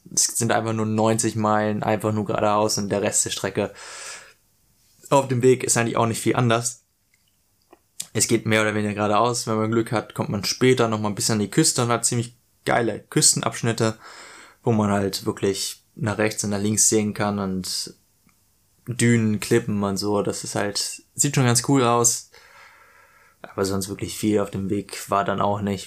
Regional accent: Hanover, Lower Saxony, Germany; moved away as an adult; now in Australia; ich komme aus Hannover

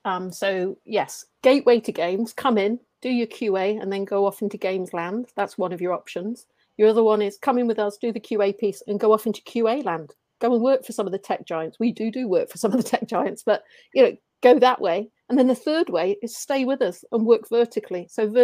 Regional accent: Brazil; first language Portuguese; English is a second language; moved away as an adult; now in England; So when I say native, yes, I am from Brazil. I speak Portuguese, Brazilian, but I've been over in England for 8 years.

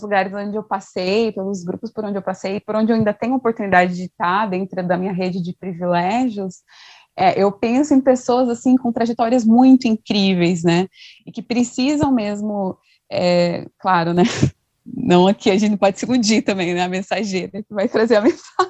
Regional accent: Mato Grosso do Sul, Brazil; sou do Mato Grosso do Sul, então um pouco distante.

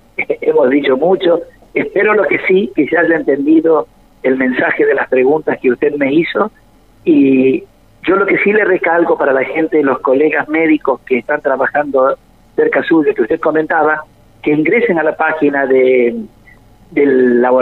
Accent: Freire, Araucanía, Chile; now in Córdoba; siempre les digo que yo estoy en Córdoba, pero no soy de Córdoba soy de Freire

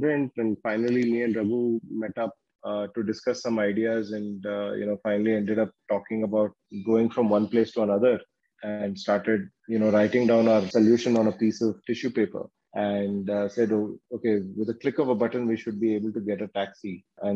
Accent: Bangalore, Karnataka, India; also born or lived in Surathkal / Ahmedabad; I'm from Bangalore. I'm a Kannadiga. Was born in Bangalore and did my schooling here

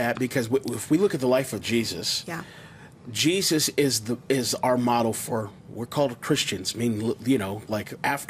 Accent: Las Vegas, Nevada, United States; I'm reconnecting with different people in my life that I grew up with here in Las Vegas.

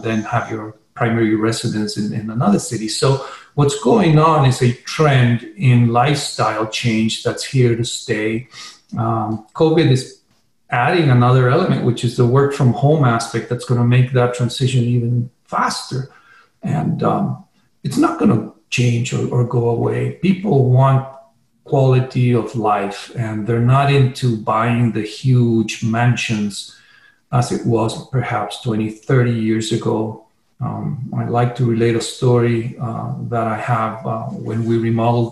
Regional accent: Chile; now in Sedona, United States; I'm originally from Chile, so that's, you know, I have obviously a Spanish background

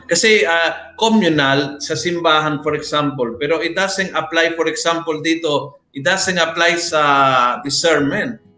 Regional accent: Metro Manila, Philippines; Kami Basta, mga kami taga Metro Manila ay

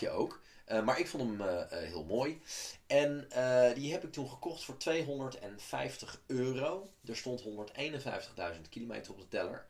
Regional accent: Amsterdam, North Holland, Netherlands; ik ben deels opgegroeid in Amsterdam

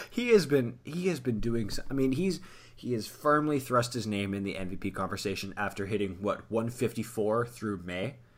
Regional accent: the South, United States; I grew up in the South

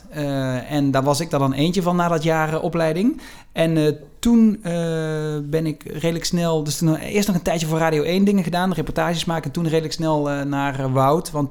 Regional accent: southern Netherlands, Netherlands; accent: soft G; Ik heb die zachte G en dat ben ik ook heel erg.

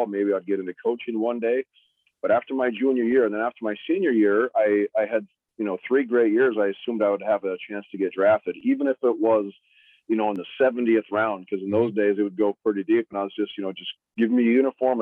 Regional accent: Fargo, North Dakota, United States; Fargo, my hometown

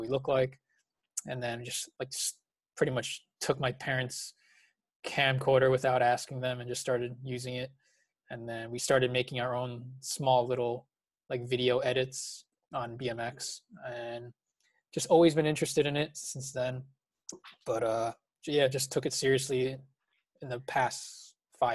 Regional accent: New Jersey, United States; I was born and raised in New Jersey

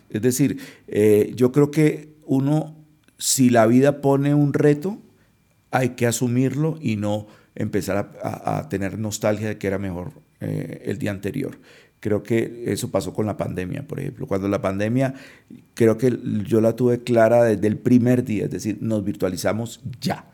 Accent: Cali, Valle del Cauca, Colombia; moved away as an adult; also born or lived in Europe; now in Bogotá, Colombia; Yo viví, si hago la cuenta, viví en Cali, eh, que es la ciudad donde yo nací, eh, 30 años y yo casi no salía de Cali

